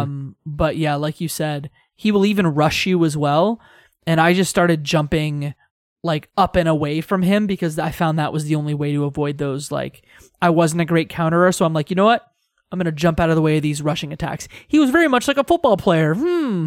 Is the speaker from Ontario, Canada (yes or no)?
yes; Tecumseh, Ontario, Canada; my hometown is actually Tecumseh, Ontario.